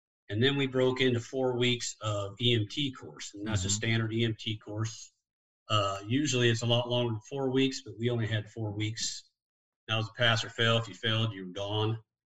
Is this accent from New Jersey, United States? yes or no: no; Illinois, United States; born there; also born or lived in Washington; Lived in Washington for 12 years, but I was born in Illinois and I graduated high school in Illinois. But I only lived in Illinois for 5 years.